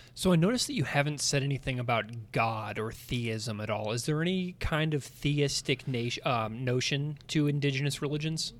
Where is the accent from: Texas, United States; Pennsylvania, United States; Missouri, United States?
Missouri, United States; St. Louis; moved away as an adult; also born or lived in Saskatoon, Saskatchewan; I grew up in Saint Louis, Missouri